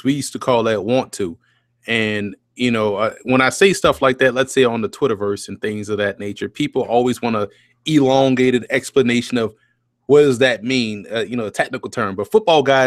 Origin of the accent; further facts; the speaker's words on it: New Orleans, Louisiana, United States; also born or lived in New York City area; now in New York City, United States; I'm born and raised in New Orleans